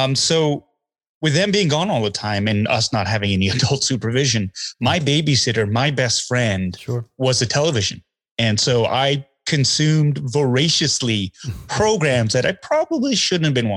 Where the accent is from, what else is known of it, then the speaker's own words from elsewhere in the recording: Calgary, Alberta, Canada; I grew up in Calgary, Alberta, and we were close to Spokane, Washington